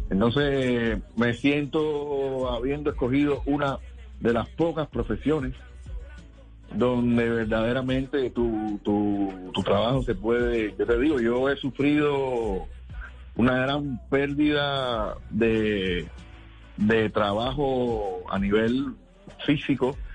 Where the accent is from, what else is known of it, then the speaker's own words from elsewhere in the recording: Cuba; Eh, extraño de Cuba, solo la gente, mi pueblo, mi público, eh, mi familia, sobre todo mi madre que tiene Alzheimer